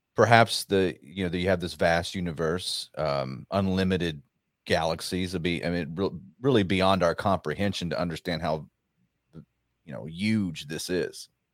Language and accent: English; Rockwall, Texas, United States; in Rockwall, Texas. Uh, I got asked to speak. It's funny. I, I ran for Congress there, and and uh, that's yeah. my hometown